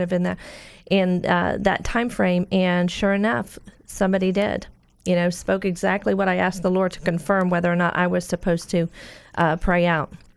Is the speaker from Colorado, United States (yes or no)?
no; Orlando, Florida, United States; I grew up in Orlando